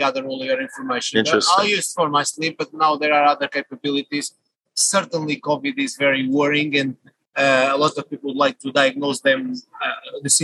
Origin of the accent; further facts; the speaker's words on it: Portugal; moved away as an adult; now in United Kingdom; I'm a Portuguese national, I would say global citizen, based in UK for the last 21 years.